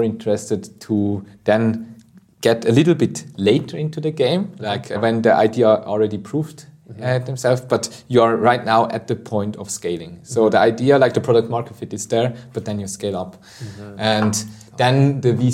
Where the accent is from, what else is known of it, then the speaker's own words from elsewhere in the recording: Obwalden, Switzerland; I'm originally from Obwald, that's in the middle of Switzerland